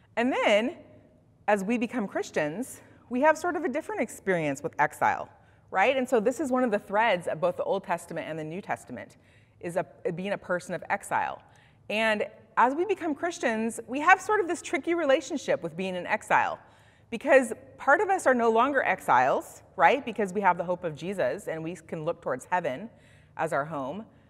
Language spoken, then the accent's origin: English; Bend, Oregon, United States; moved away; I was raised in Central Oregon, in Bend specifically.